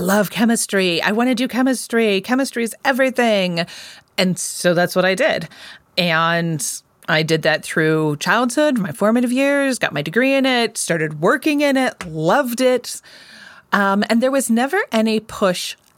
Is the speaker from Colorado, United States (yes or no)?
yes; outside of Colorado Springs, United States; I grew up outside of Colorado Springs, far, far outside of Colorado Springs.